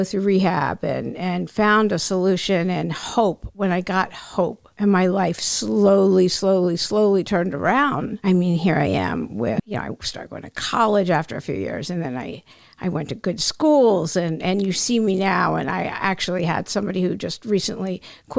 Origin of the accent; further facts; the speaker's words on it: Maryland, United States; moved away; also born or lived in Miami / Los Angeles; I'm from the DC area. I'm from Maryland.